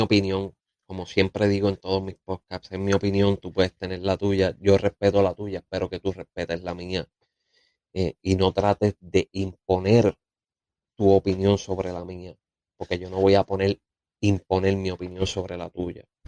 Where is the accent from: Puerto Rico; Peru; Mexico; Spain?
Puerto Rico